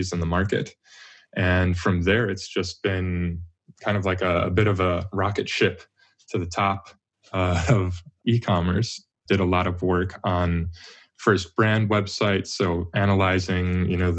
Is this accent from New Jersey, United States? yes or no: no; Wisconsin, United States; moved away as an adult; now in Tokyo, Japan; I grew up in Wisconsin